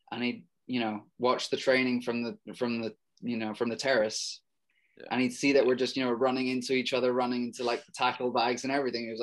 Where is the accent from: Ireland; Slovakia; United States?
Ireland; there was the cultural thing um, with regards to like being Irish and all